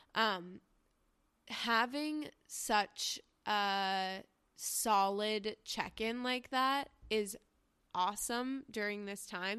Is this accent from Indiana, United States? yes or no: no; New York, United States; growing up in New York